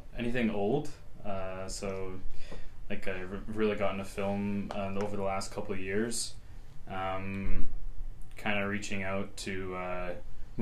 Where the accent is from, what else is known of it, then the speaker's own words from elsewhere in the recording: Sherwood Park, Alberta, Canada; I'm also from Sherwood Park, like Hannah